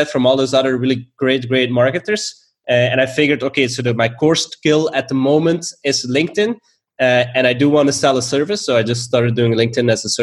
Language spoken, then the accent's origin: English; Belgium; moved away as an adult; also born or lived in Stockholm, Sweden; I'm originally from Belgium, and I moved to Stockholm